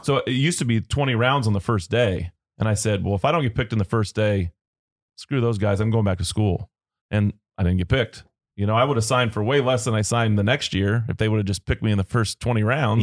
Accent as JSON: {"language": "English", "town": "Long Beach", "region": "California", "country": "United States", "tie": "born or raised there", "said": "I grew up in Long Beach"}